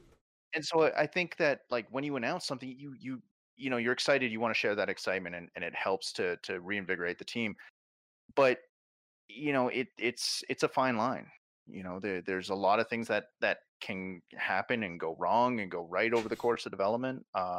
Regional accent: Canada; I mean, I like we're Canadian, so let's talk hockey.

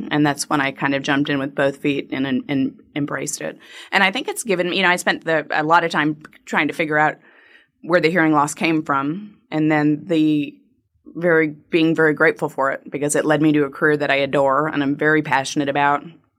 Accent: Massachusetts, United States; also born or lived in Hartford, Connecticut; I am a Yankee. Don't hold it against me. But I was born in Hartford, Connecticut, raised in Massachusetts, went to college in upstate New York.

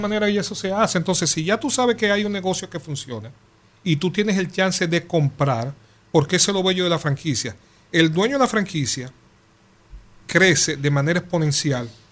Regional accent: Dominican Republic; nosotros somos dominicanos

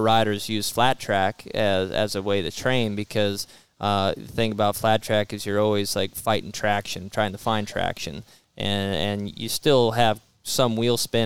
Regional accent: Washington, United States; We lived out in the country. I'm from Washington State, and so we're way out in the country

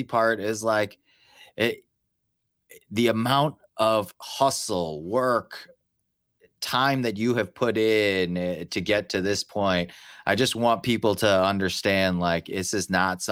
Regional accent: Chicago, Illinois, United States; we're from Chicago

